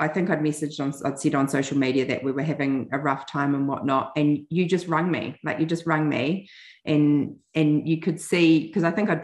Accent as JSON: {"language": "English", "country": "New Zealand", "said": "And we'd say, from New Zealand. And I'm like, we know. We didn't realize like our accent was so strong."}